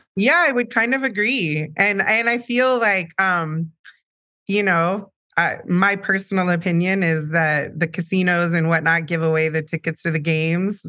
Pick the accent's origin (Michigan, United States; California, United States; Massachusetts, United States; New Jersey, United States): California, United States; San Diego; I was born in San Diego, so Sharp Hospital